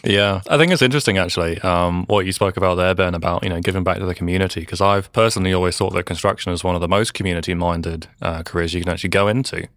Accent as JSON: {"language": "English", "region": "England", "country": "United Kingdom", "tie": "born or raised there", "moved": "yes", "lives_now": "New Zealand", "said": "I grew up in England, you know, wandering around construction sites"}